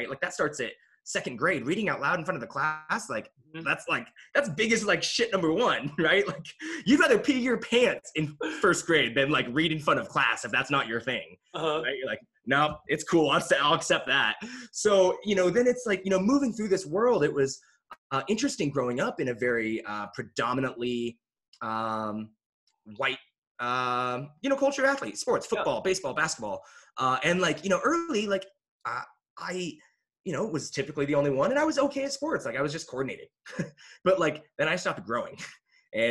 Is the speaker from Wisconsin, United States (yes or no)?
no; Kelso, Washington, United States; also born or lived in Korea / Austin, Texas; now in Boulder, United States; I was born in Korea, but I grew up in a really small rural town in Washington State, Kelso, Washington, which is right outside of Mount St. Helens